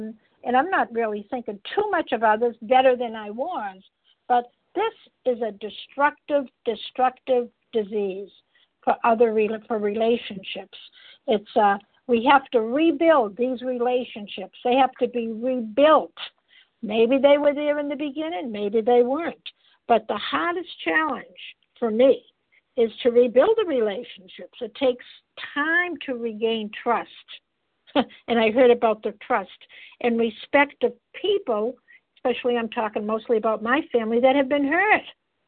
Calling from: Massachusetts, United States; I'm calling in from Massachusetts.

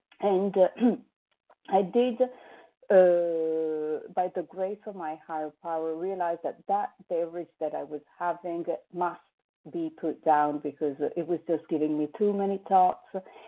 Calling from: Paris, Île-de-France, France; I'm calling from Paris

